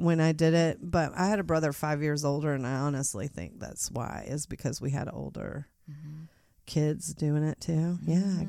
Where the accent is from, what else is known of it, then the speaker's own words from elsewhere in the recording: Mount Morris, Illinois, United States; I'm from Mount Morris, Illinois, originally.